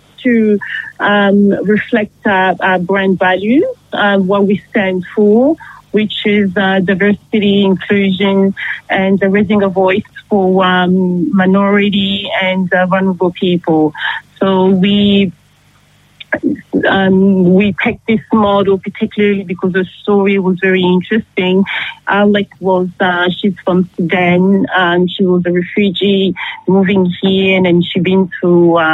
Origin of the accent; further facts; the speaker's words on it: Paris, Île-de-France, France; moved away as an adult; also born or lived in Democratic Republic of Congo / Canada; now in Geelong, Australia; I grew up in Paris